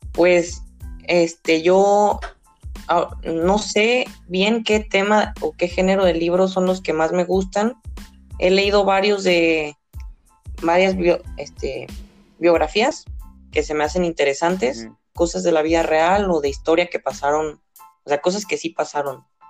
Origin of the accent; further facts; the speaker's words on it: Guadalajara, Jalisco, Mexico; soy de Guadalajara, Jalisco